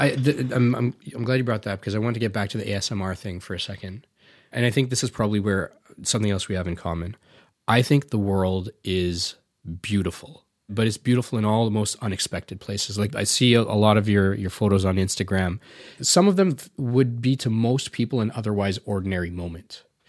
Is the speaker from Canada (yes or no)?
yes; Canada; also born or lived in India; I grew up here